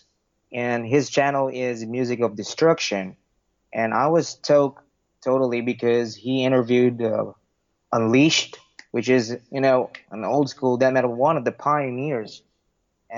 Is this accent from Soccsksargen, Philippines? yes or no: no; Parañaque, Metro Manila, Philippines; My hometown is from Sucat, Parañaque